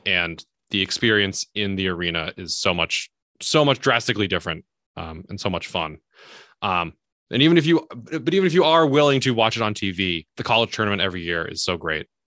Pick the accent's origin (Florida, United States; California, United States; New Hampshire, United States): New Hampshire, United States; moved away as an adult; also born or lived in upstate New York; now in Boston, United States; I'm originally from New Hampshire, so I've been in the Northeast pretty much my entire adult life.